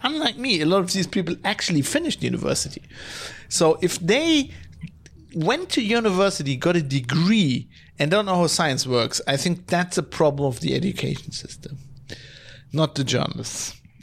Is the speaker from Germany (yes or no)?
yes; Duisburg, North Rhine-Westphalia, Germany; my hometown. Ah, of Duisburg